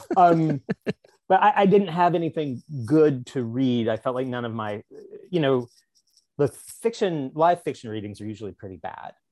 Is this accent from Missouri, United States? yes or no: yes; Springfield, Missouri, United States; moved away as an adult; now in Los Angeles, United States; I'm from Springfield, Missouri, which is like the, uh, the, the big city of the Ozarks